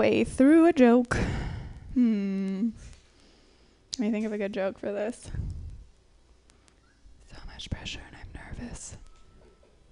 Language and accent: English; Minnesota, United States; I grew up in Minnesota